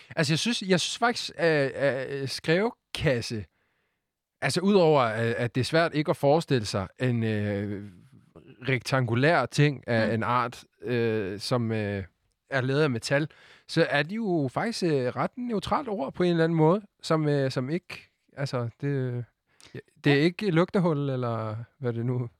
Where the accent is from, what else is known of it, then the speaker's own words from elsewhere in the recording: Sweden; Danish is a second language; now in Denmark; jeg er jo svensker